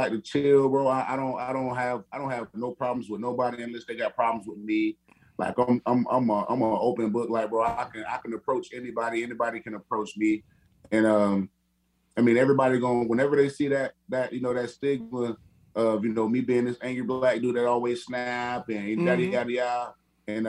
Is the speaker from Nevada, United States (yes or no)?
no; Perry, Florida, United States; also born or lived in Madison, Florida; now in Arizona, United States; Born and raised in Perry, Florida. Well, born in Madison, but I only lived there. I only stayed there for like a week after I was born, and I lived born and raised in Perry, Florida.